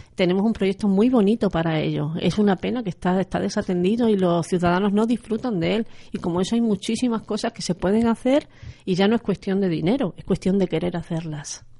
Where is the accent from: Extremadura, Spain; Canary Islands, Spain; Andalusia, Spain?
Extremadura, Spain; aquí en Extremadura y sobre todo más en la provincia de Badajoz